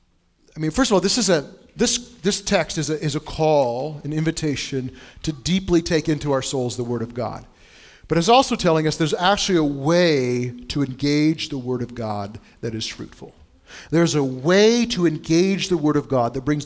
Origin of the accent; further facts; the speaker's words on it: Bushnell, Illinois, United States; now in Indianapolis, United States; where I grew up in Bushnell, Illinois